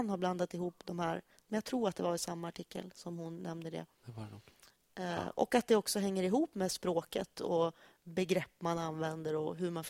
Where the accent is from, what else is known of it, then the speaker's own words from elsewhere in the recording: Norrland, Sweden; Jag är faktiskt en urnorrlänning.